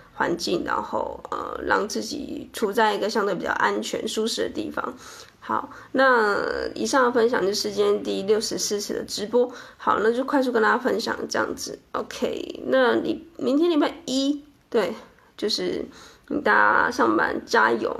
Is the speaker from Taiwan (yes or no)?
yes; Chiayi, Taiwan; 我们知道彼此都是嘉义人